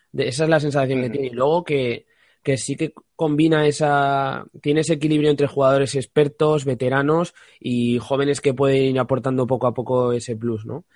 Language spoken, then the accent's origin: Spanish; Spain; como español